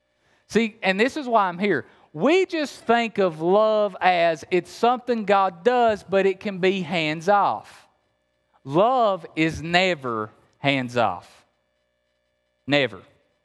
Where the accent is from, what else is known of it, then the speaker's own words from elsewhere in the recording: Appalachia, United States; remember, I'm from Appalachia.